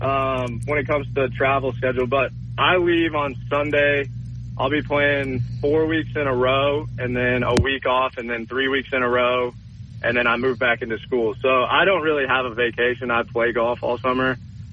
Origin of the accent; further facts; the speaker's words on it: Kentucky, United States; moved away as an adult; also born or lived in Alabama; we're both from Kentucky.